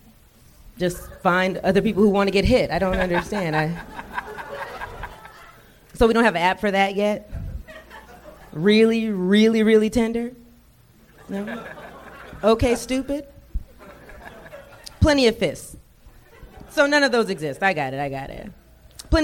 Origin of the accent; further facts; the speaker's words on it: Atlanta, Georgia, United States; now in Los Angeles, United States; I'm from Atlanta, so I've done stand-up out there